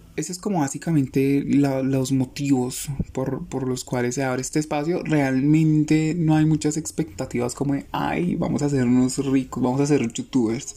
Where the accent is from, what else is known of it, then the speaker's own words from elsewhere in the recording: Colombia; somos colombianos